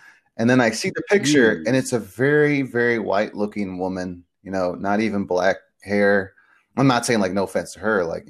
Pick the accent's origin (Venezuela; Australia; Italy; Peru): Peru; born there; I was born in Peru, so we're both from really two major areas in South America